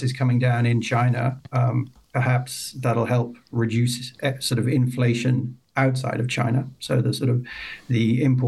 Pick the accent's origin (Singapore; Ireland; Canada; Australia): Ireland; moved away; originally I'm from Ireland